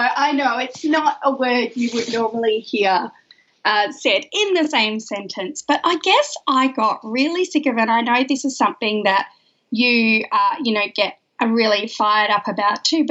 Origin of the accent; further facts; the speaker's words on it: Perth, Western Australia, Australia; now in Melbourne, Australia; I am an Australian girl who lives in Melbourne, but I'm from Perth originally.